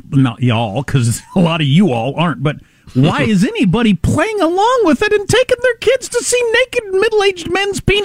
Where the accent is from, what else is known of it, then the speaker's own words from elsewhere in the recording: Kansas, United States; moved away; I'm from Kansas.